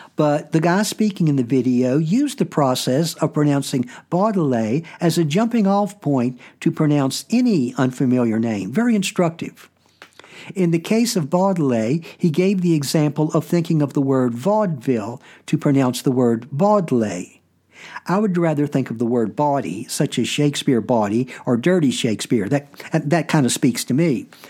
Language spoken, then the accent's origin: English; United States; as an American